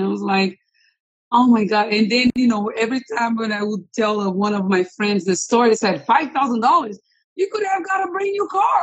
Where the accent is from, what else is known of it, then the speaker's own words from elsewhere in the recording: Rio de Janeiro, Brazil; moved away as an adult; now in United States; I'm originally from Brazil.